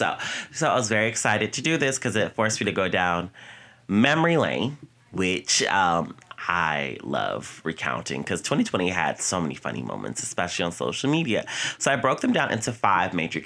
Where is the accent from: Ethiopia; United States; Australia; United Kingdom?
United States; Virginia; moved away as an adult; now in New York, United States; I came home from New York to Virginia